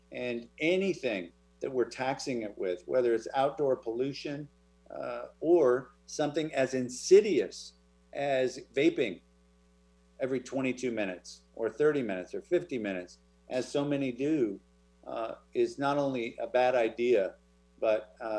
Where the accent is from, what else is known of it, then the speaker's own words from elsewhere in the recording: Oregon, United States; moved away; also born or lived in Wenatchee, Washington; I was born in Wenatchee. Oh, there you go. I grew up in Oregon.